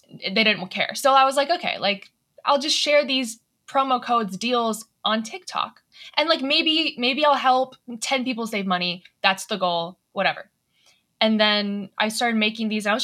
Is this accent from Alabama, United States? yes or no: no; Atlanta, Georgia, United States; So I'm from Atlanta